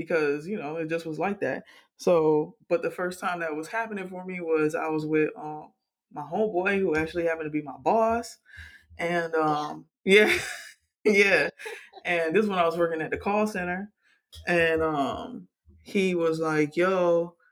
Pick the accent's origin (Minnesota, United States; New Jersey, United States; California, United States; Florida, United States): Florida, United States; Miami; growing up in Miami